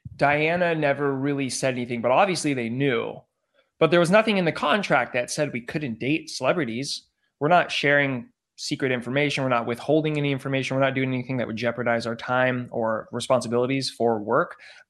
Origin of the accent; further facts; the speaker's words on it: San Diego, California, United States; moved away as an adult; now in Los Angeles, United States; I'm from San Diego.